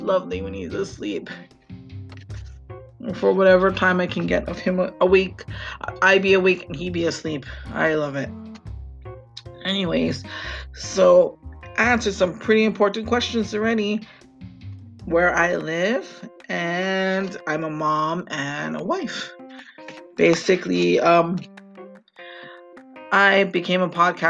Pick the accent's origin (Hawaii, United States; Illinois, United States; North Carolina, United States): Hawaii, United States; also born or lived in Maui; I am from Hawaii, and I live on the island of Maui with my family